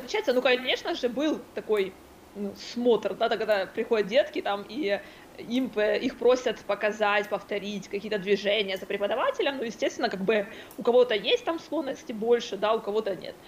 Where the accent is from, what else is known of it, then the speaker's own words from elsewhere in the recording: Kryvyi Rih, Dnipropetrovsk Oblast, Ukraine; в моем родном городе, Кривой Рог